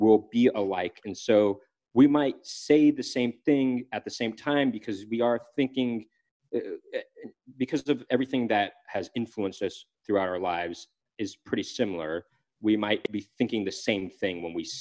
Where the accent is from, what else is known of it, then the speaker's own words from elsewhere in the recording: Los Angeles, California, United States; we grew up in Los Angeles, California